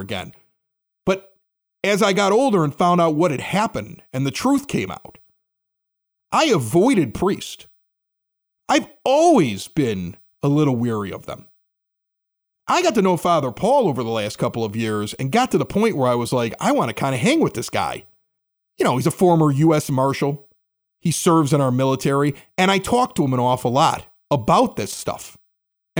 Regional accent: Chicago, Illinois, United States; I grew up at 80th and Spalding

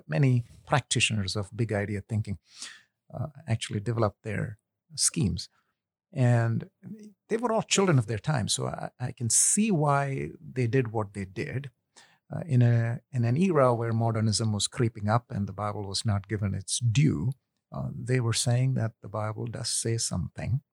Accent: India; moved away as an adult; also born or lived in Kuwait; now in United States; I'm ethnically Indian, uh, but I was actually born in Kuwait, where my father was working. And when he retired, we moved back to India, lived there for about ten something years, came to the U S for school

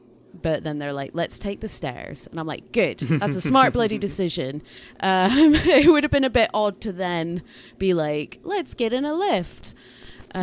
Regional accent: United Kingdom; accent: Scottish-English; Google Assistant and other voice things like that used to really struggle with my accent, and, you know, I've just got weird Scottish-English accent thing going on.

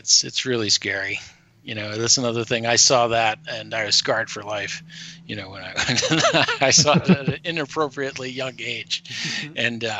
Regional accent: Michigan, United States; moved away; also born or lived in Detroit; I'm originally from Michigan, and Michigan was always really beautiful during Halloween

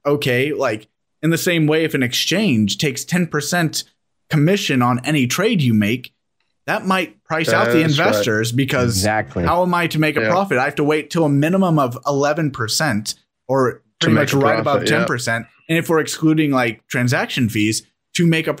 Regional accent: United States; I, being American

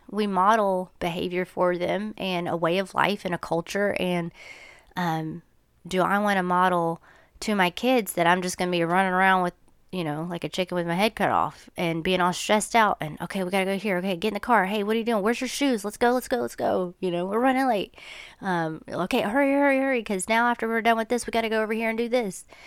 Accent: United States; I'm American

